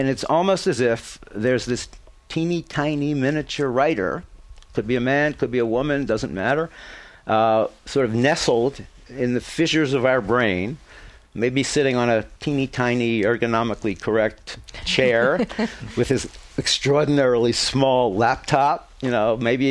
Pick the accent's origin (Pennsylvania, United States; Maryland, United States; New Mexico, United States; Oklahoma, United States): Pennsylvania, United States; Philadelphia; I grew up in Philadelphia